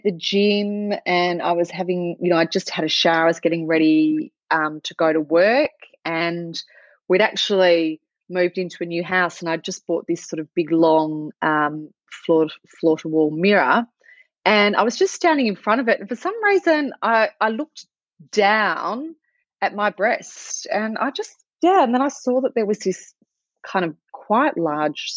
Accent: Australia; also born or lived in Melbourne; It's evening here in Melbourne. I'm from Australia

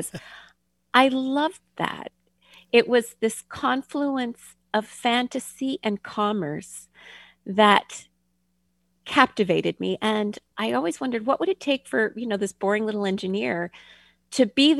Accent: Ottawa, Ontario, Canada; moved away; I grew up in Canada

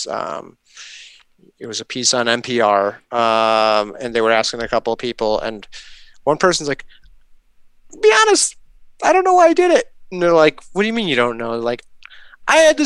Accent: Chicago, Illinois, United States; I'm from Chicago

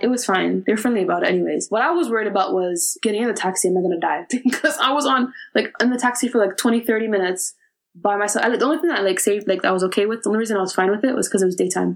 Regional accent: Canada; moved away as an adult; now in United Kingdom; Came from the UK, but I'm from Canada. I was born in Canada.

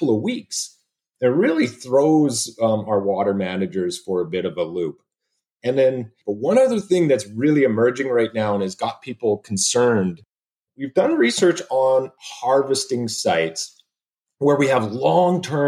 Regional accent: Sherwood Park, Alberta, Canada; moved away as an adult; also born or lived in British Columbia; now in Oregon, United States; I'm an Alberta boy. I was born and raised in Sherwood Park and went to the University of Alberta

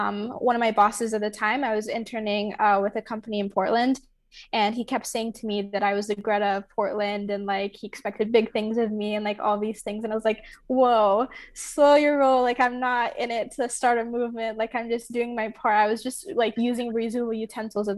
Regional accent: Nigeria; moved away; growing up in Nigeria, I think sustainability and being an environmental activist was innate in myself because of the lifestyle that I lived there

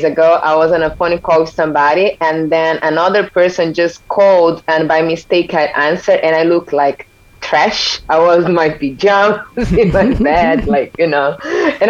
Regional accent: São Paulo, Brazil; moved away as an adult; I'm from Brazil. This is very important to remind people. I'm from São Paulo originally, and I live almost everywhere in this world for the past 11 years

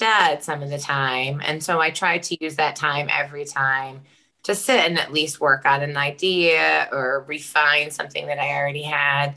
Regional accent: Taunton, Massachusetts, United States; now in Arlington, United States; I'm from Taunton, Mass

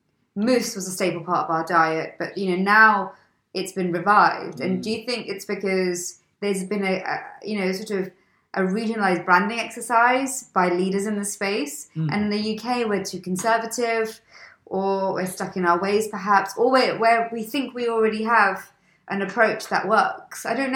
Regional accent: India; I'm Indian, I get it.

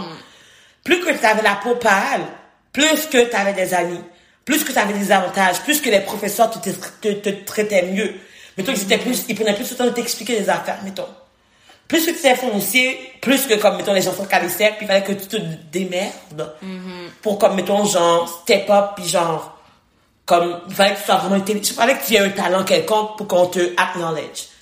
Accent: Haiti; now in Quebec, Canada; j'ai été euh, élevée, j'ai grandi en Haïti, je suis née en Haïti

